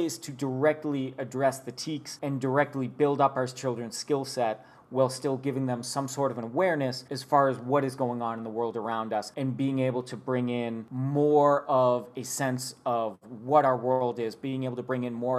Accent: Boston, Massachusetts, United States; moved away as an adult; also born or lived in Bastrop, Texas; I grew up in Boston, Massachusetts

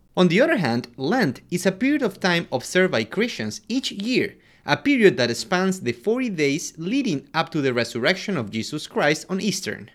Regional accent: Quito, Pichincha, Ecuador; I'm from Quito, Ecuador

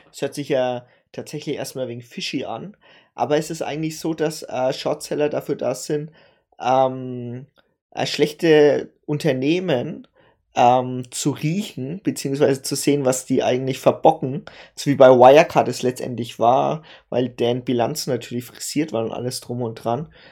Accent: Germany; bei uns in Deutschland

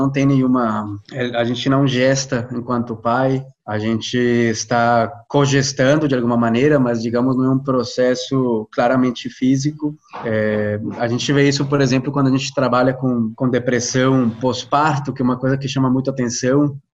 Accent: Colombia; Portuguese is a second language; isso que a Jo falou, eu sou colombiano, sou psicólogo

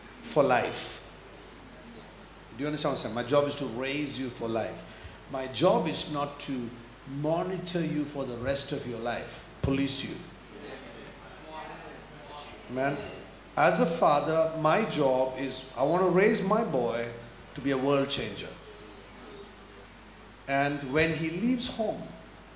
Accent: India; moved away; now we come from India

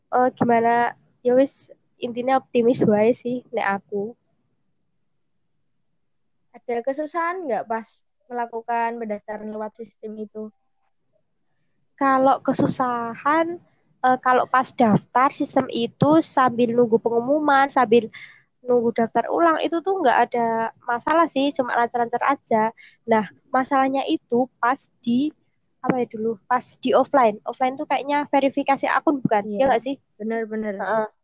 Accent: East Java, Indonesia; apalagi aku kan dari Jawa Timur sendiri

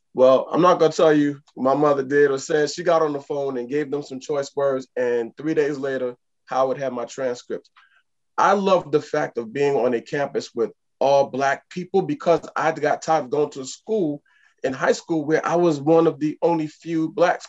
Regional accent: New York, United States; I grew up in New York right around that time.

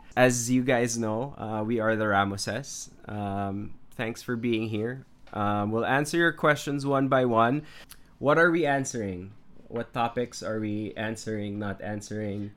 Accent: Marikina, Metro Manila, Philippines; also born or lived in Los Baños, Laguna; I grew up in Marikina in a fairly small town

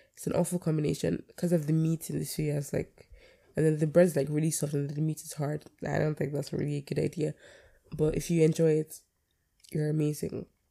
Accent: Nigeria; I'm a Nigerian by everything in me. Born and raised.

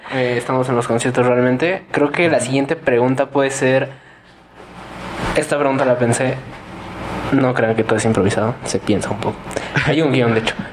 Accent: Toluca, State of Mexico, Mexico; somos del Estado de México

